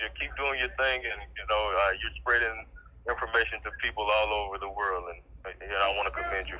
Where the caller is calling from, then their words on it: Texas, United States; I'm calling from Texas.